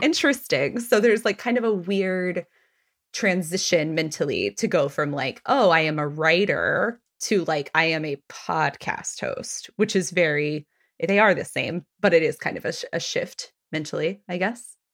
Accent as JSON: {"language": "English", "region": "Texas", "country": "United States", "also_born_or_lived": "Washington, D.C.", "moved": "yes", "lives_now": "Philadelphia, United States", "said": "I'm from Texas."}